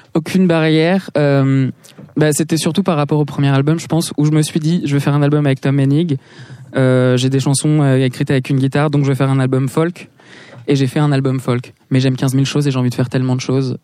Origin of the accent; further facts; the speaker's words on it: Paris, Île-de-France, France; also born or lived in Los Angeles; j'ai grandi à Paris